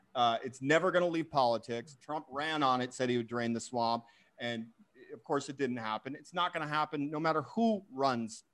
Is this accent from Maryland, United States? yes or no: no; Boise, Idaho, United States; my home state, Boise, Idaho